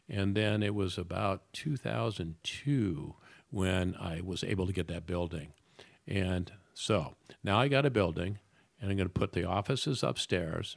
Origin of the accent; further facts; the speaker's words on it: Detroit, Michigan, United States; moved away; I'm a kid from Detroit